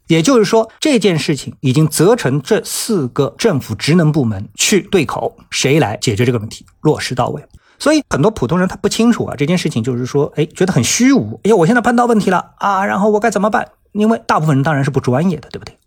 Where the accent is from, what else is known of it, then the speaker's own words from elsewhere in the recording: Shanghai, China; 作为一个上海人